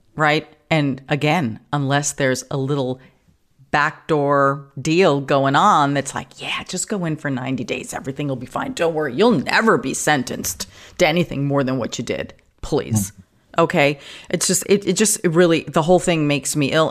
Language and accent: English; New York, United States; now in California, United States; Like in New York, I grew up in New York